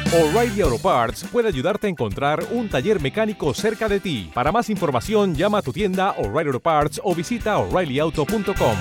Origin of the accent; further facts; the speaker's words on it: Málaga, Andalusia, Spain; moved away; also born or lived in Germany / England / United States; yo soy de Málaga